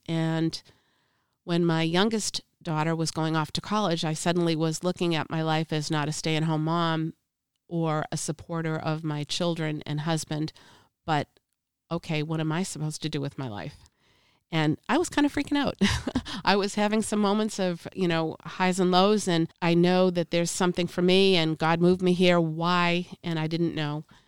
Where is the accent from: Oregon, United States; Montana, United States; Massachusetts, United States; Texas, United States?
Massachusetts, United States; Boston; I'm from Boston